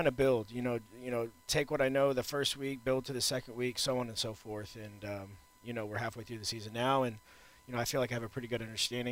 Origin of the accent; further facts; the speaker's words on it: Houston, Texas, United States; also born or lived in Austin, Texas; I'm from Texas. I'm from Houston. Got a lot of friends here. So it's been great to be in the hometown